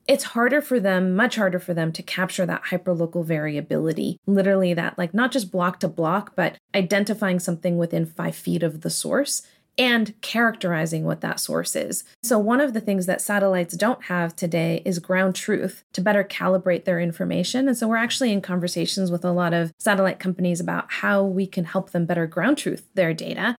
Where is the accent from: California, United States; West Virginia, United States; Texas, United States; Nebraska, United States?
California, United States; San Diego; so I grew up in Southern California, in San Diego.